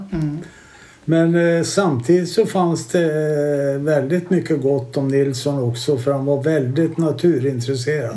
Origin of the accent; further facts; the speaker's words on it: Herräng, Stockholm County, Sweden; jag är uppväxt här nere vid Blåkan. Och jag är född 1940